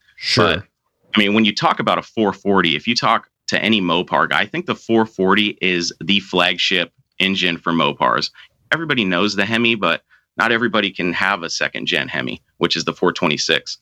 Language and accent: English; Seattle, Washington, United States; also born or lived in Marysville, Washington; I grew up in Seattle, Washington, and I currently live about 30 miles north in Marysville.